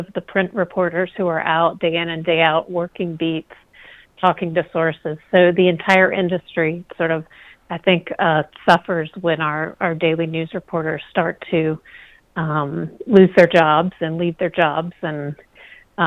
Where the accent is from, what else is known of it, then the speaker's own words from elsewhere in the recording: the South, United States; I'm from the South